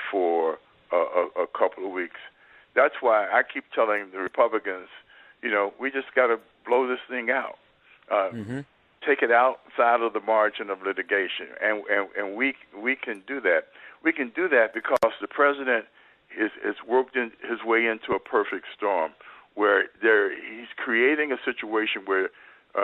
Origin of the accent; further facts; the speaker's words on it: Ohio, United States; My home state of Ohio